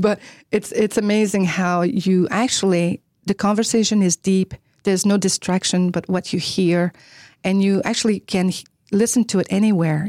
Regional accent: Quebec, Canada; English is a second language; moved away as an adult; also born or lived in Ottawa; I'm from Canada

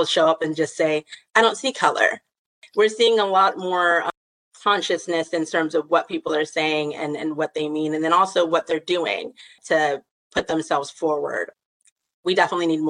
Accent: the South, United States; I grew up in the South

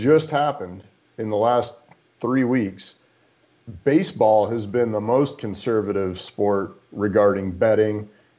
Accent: Chicago, Illinois, United States; I'm from Chicago

